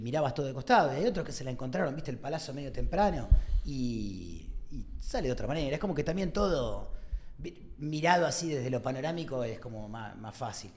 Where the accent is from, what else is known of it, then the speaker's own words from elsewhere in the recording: Argentina; tenemos un pueblo re particular